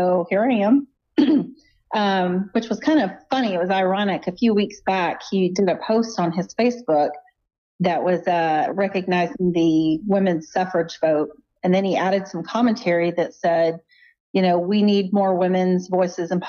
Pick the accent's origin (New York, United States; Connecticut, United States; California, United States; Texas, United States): Texas, United States; Angleton; now in Lake Jackson, United States; I grew up in Angleton. So I lived about my first 21 years in Angleton, and I've lived the last 21 in Lake Jackson